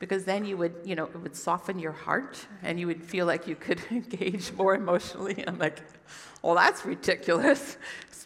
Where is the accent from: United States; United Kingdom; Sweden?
United States; moved away; where I grew up anyway in the States